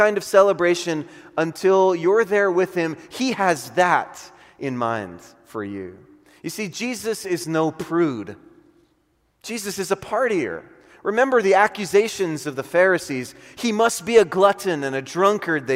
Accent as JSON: {"language": "English", "town": "Honolulu", "region": "Hawaii", "country": "United States", "moved": "yes", "said": "I'm from Honolulu, Hawaii"}